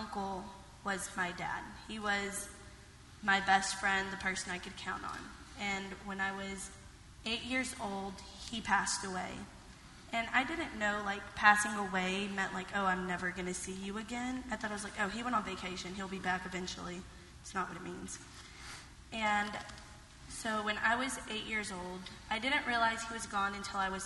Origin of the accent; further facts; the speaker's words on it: Groves, Texas, United States; now in Washington, United States; I grew up in Groves, Texas, nicknamed the armpit of Texas